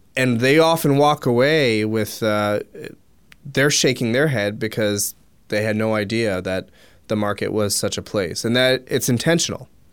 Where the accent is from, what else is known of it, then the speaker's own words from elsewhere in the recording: Philadelphia, Pennsylvania, United States; I grew up in the Philadelphia area